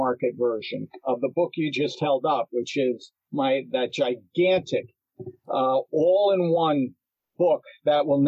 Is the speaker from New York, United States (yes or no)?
yes; New York City, New York, United States; I was born in Hell's Kitchen in Manhattan at West 43rd between 9th and 10th